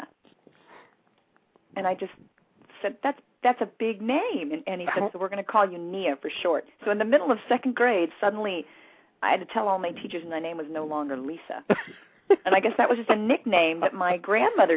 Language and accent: English; West Covina, California, United States; also born or lived in Hollywood, California / Waco, Texas; So for all intents and purposes, I grew up in West Covina, California. I'm a Southern California girl.